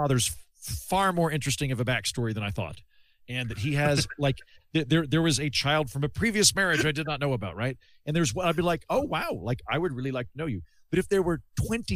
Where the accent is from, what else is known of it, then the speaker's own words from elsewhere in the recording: Edmond, Oklahoma, United States; I'm from Edmond, Oklahoma